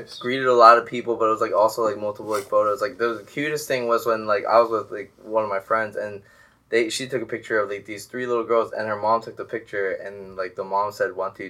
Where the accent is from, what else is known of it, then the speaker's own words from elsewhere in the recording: United States; I'm from Westchester.